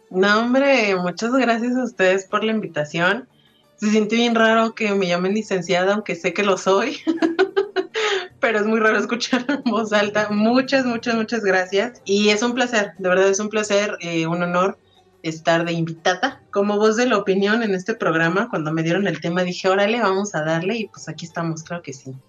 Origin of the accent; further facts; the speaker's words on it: Mexico; salgamos como mexicanos